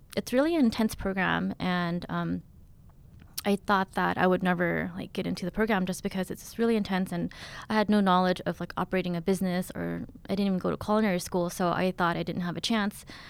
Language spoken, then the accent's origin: English; Stockton, California, United States; also born or lived in Thailand / Texas / Oakland, California; growing up in Stockton, um, I didn't really have anywhere to hang out besides the kitchen with my mom